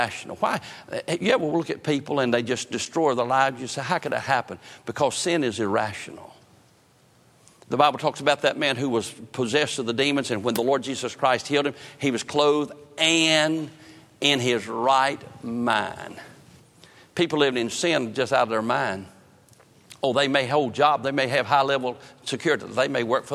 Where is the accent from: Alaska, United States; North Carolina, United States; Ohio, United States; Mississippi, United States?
North Carolina, United States; I grew up in northern part, eastern part of the state, fished the Chowan River